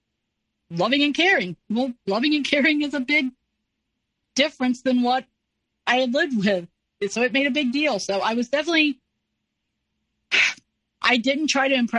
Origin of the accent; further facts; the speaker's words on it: the North, United States; moved away; I was from a different state. I was from the North. I was the Yankee.